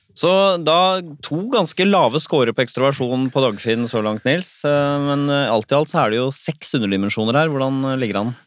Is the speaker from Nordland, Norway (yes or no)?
no; Bærum, Akershus, Norway; Jeg er jo fra Bærum, riktignok Rykken